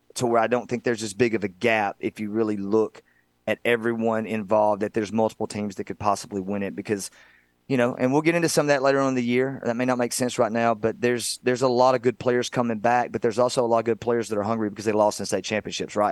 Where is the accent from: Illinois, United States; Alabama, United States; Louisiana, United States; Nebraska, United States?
Alabama, United States; Northwest; I'm from Northwest Alabama